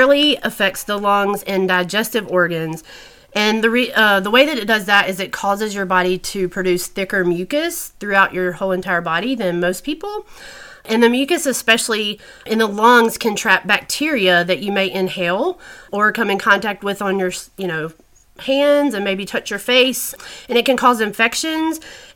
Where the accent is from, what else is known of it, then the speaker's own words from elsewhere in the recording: Natchez, Mississippi, United States; also born or lived in Alabama / Georgia; now in Atlanta, United States; I grew up in a little tiny town in Mississippi called Natchez.